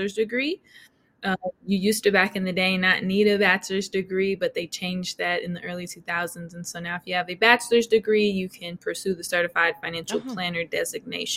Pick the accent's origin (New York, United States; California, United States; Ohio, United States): California, United States; outside of San Francisco, Northern; now in Atlanta, United States; I'm originally from Northern California, outside of San Francisco